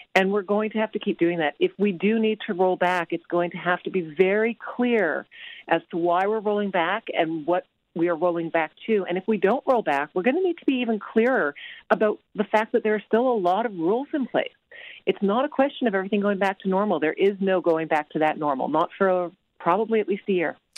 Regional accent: Canada; being Canadian

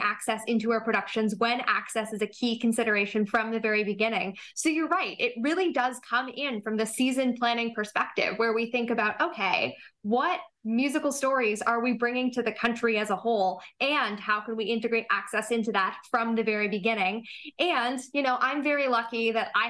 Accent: Toronto, Ontario, Canada; I grew up here in Toronto.

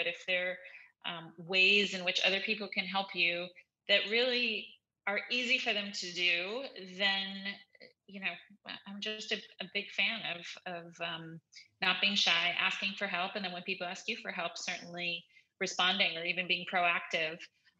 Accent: New York, United States; I'm a New Yorker at heart in the one hand, in terms of public transportation's, you know, kind of my normal jam

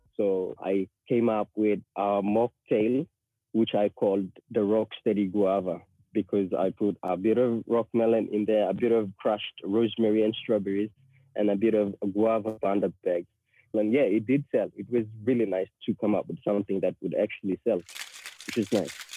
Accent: Port Moresby, National Capital District, Papua New Guinea; moved away as an adult; now in Australia; Port Moresby is where I grew up

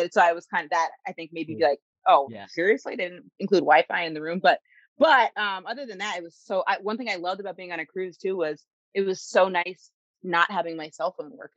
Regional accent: Maine, United States; also born or lived in Manhattan; now in New York City, United States; I grew up in Maine.

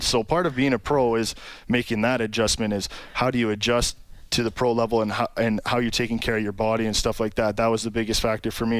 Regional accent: Sault Ste. Marie, Ontario, Canada; Sault Ste. Marie, Ontario, a little uh, northern town

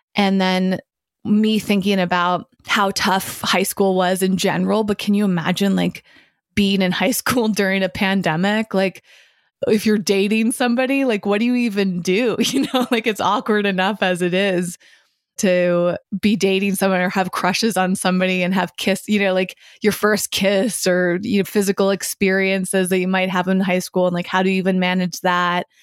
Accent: Massachusetts, United States; also born or lived in San Francisco; now in Los Angeles, United States; my hometown where I grew up in Massachusetts

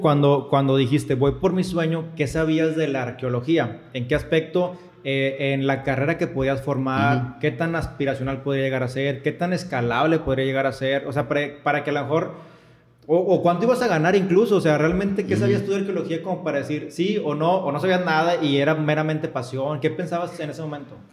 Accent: Monterrey, Nuevo León, Mexico; yo estoy de Monterrey

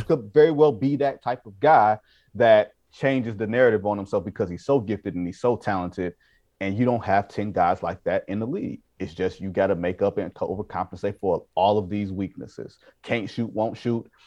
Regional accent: Detroit, Michigan, United States; I'm from Detroit

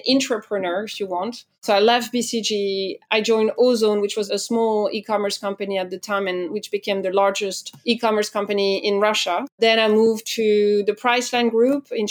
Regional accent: France; accent: French; English is a second language; I'm French, as I'm sure you've already heard, thanks to my accent

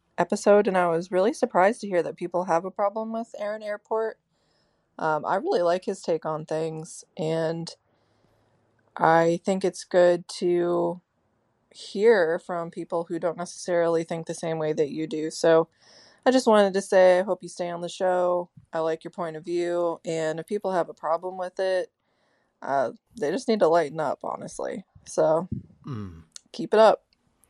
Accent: Pennsylvania, United States; I'm from Pennsylvania.

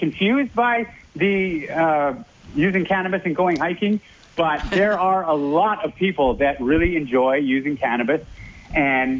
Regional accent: British Columbia, Canada; now in Alberta, Canada; I grew up in British Columbia

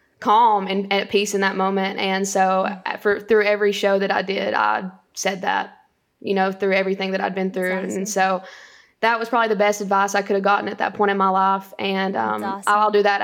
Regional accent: Winchester, Tennessee, United States; So I grew up in Grootley Lager, Tennessee, and Winchester, Tennessee later on. But so growing up, small town

